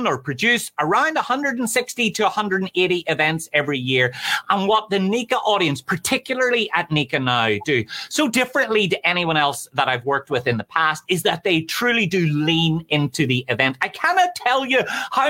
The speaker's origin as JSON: {"language": "English", "country": "Ireland", "said": "I'm from Ireland"}